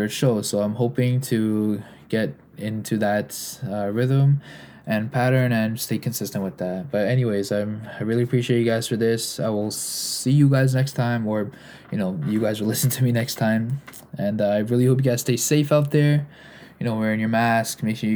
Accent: Canada; I'm a Canadian

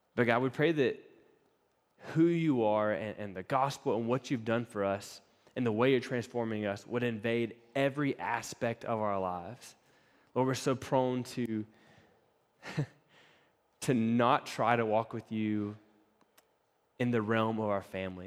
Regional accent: East Coast, United States; moved away; Laura and I grew up on the East Coast, so we had East Coast camp experiences

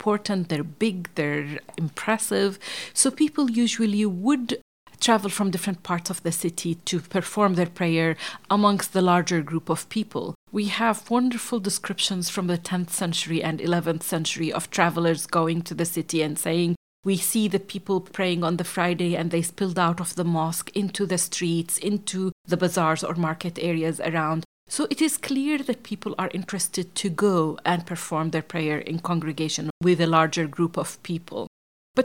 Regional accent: Jordan; I grew up in Jordan in the Middle East

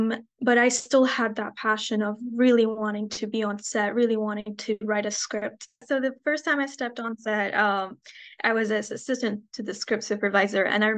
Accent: Baghdad, Baghdad Governorate, Iraq; born there; And as an Iraqi, I was born in Baghdad. That kind of never escaped me.

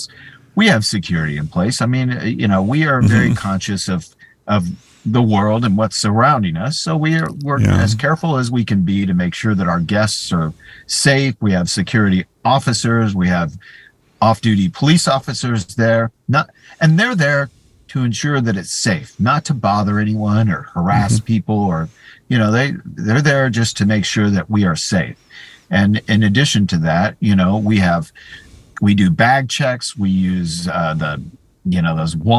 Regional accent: Texas, United States; also born or lived in California / Florida; now in Orlando, United States; I grew up in Texas

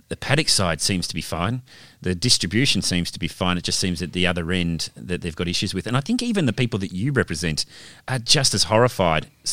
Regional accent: Melbourne, Victoria, Australia; now in Perth, Australia; I'm originally from Melbourne

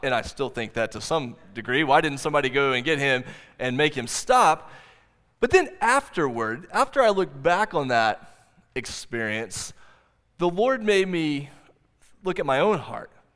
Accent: Oklahoma, United States; I grew up here in Oklahoma

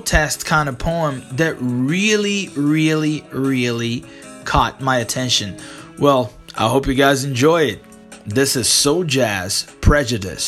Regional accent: Brazil; English is a second language; I'm not American, I'm Brazilian.

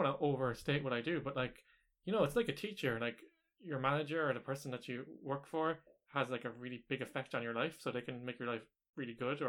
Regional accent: Ireland; I'm Irish

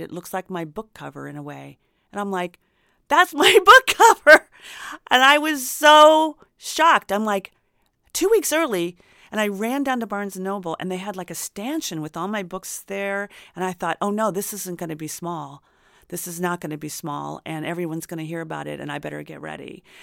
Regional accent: Indiana, United States; now in Los Angeles, United States; I grew up in Indiana

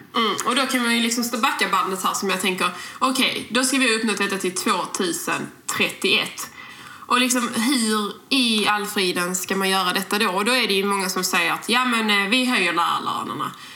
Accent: Skåne, Sweden; accent: broad Scanian (grov skånska); vi pratar väldigt grov skånska. eh, och, och, det är ju väldigt svårt att ändra på Eh, för vi är ju skåningar

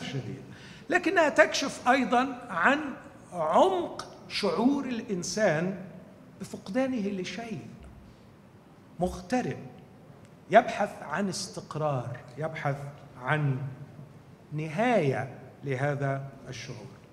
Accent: Egypt; إحنا عندنا في مصر

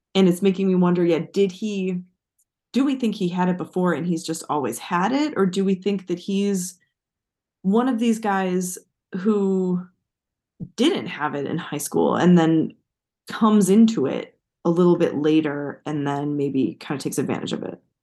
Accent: United States; as an American

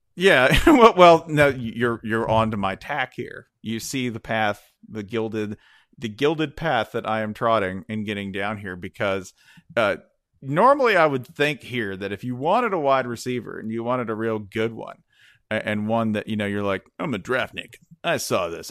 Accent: Nashville, Tennessee, United States; I was born in Nashville.

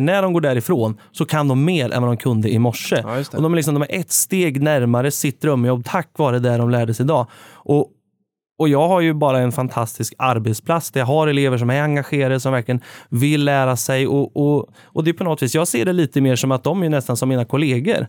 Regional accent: Värmland, Sweden; now in Örebro, Sweden; Nu får man väl snart kalla sig för Örebroare efter tio år på, eh, på planen. Men, eh, från början så är det ju Värmland som gäller.

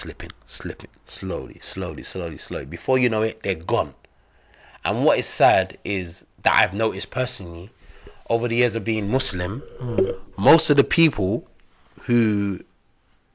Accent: London, United Kingdom; also born or lived in Gambia / Egypt; being black, growing up in London

